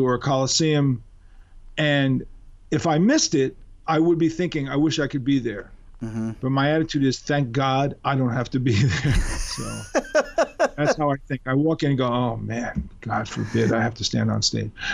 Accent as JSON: {"language": "English", "region": "New York", "country": "United States", "tie": "born or raised there", "said": "being a New Yorker"}